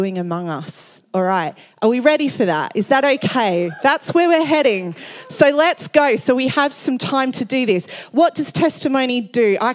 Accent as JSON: {"language": "English", "country": "Australia", "said": "I'm from Australia"}